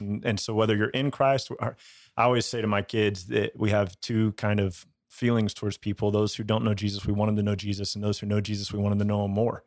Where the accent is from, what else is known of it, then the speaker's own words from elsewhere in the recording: United States; growing up in the American church